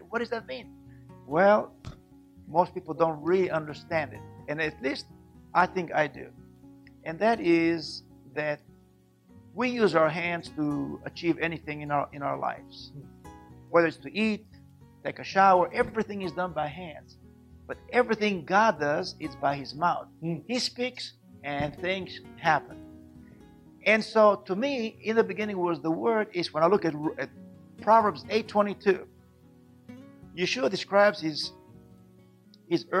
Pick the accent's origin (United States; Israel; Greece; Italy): Israel; born and raised in Israel